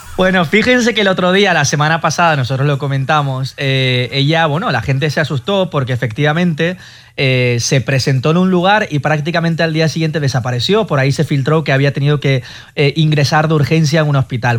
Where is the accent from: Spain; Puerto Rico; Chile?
Spain; moved away as an adult; also born or lived in United States / Mexico; now in Miami, United States; yo soy español